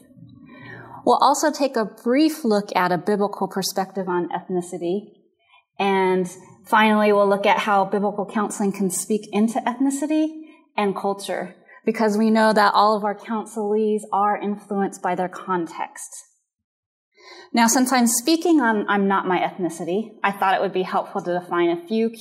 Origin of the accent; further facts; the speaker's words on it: United States; My personal background is Japanese American, and I'm considered a Yonsei, which is fourth generation